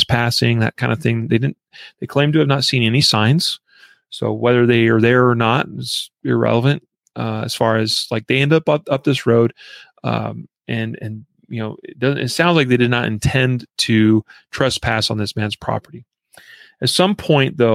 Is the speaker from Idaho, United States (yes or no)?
yes; Idaho, United States; moved away; this comes from my home state.